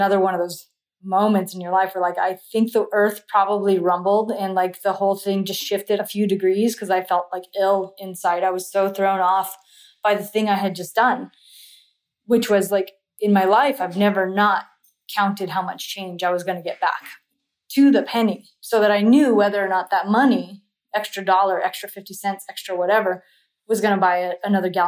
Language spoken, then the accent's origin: English; Central Valley, California, United States; I come from Central California. It doesn't snow here